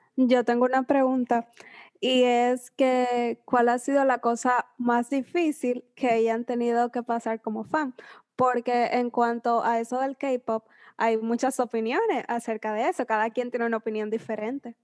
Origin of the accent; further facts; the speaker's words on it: Dominican Republic; yo soy dominicana